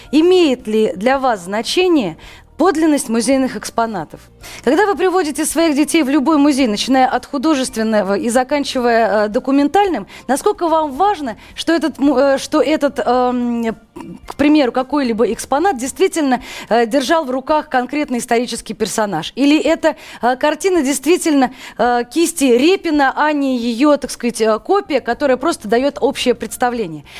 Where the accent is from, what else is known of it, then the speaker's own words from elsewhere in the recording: Moscow, Russia; Все мы, в общем, москвичи